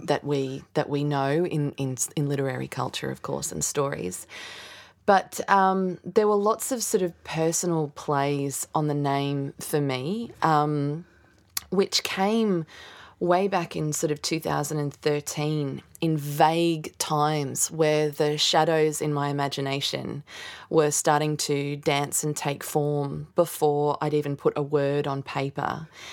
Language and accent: English; Australia; as an Aussie kid, 'cause I wasn't learning that history at school